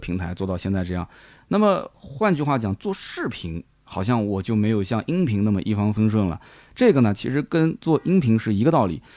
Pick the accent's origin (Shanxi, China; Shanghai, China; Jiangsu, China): Jiangsu, China; Nanjing; accent: Nanjing-accented Mandarin; 因为我南京的普通话的这个口音还是比较重的